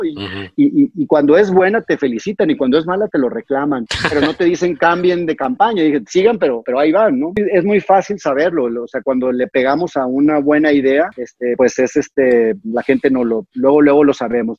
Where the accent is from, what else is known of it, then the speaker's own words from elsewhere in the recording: Mexico; los que somos mexicanos